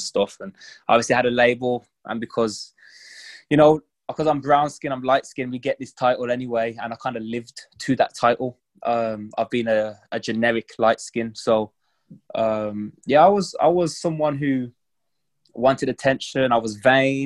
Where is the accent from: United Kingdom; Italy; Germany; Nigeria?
United Kingdom; England; I'm from England